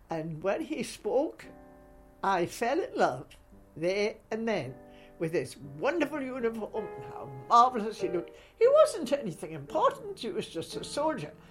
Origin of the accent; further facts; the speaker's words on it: Newcastle, North East England, United Kingdom; now in Scotland; And I say Newcastle, but I'm a Scot now because I've lived here many, many years. I came here way back, so I can't even remember how many years I've been here.